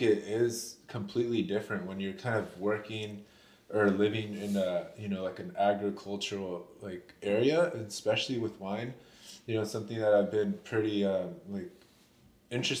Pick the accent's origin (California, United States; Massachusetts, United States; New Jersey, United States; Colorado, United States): California, United States; Napa; also born or lived in Los Angeles; growing up in Napa, just surrounded by vineyards